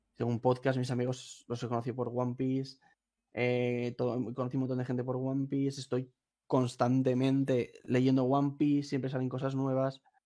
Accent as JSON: {"language": "Spanish", "area": "a town near Valencia", "region": "Valencian Community", "country": "Spain", "said": "yo no soy de Valencia ciudad, soy de un pueblo"}